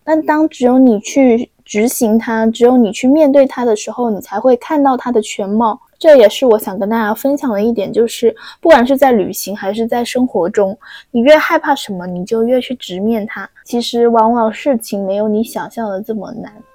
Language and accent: Chinese; China; 我说我是中国人啊